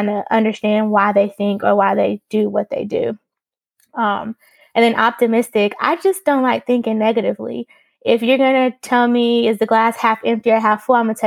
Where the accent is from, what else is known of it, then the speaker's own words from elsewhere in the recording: Greensboro, North Carolina, United States; I'm from Greensboro, North Carolina